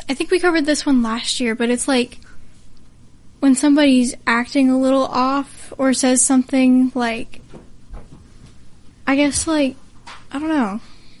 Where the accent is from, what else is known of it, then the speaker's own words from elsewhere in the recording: United States; We're American.